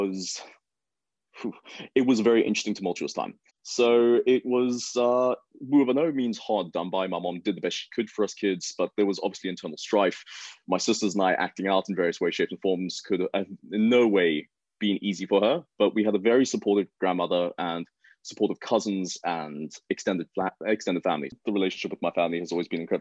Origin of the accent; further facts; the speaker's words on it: Johannesburg, Gauteng, South Africa; born and raised in Johannesburg